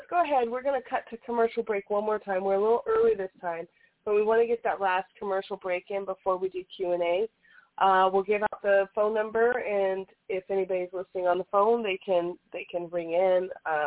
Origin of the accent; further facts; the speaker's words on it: United States; we're from America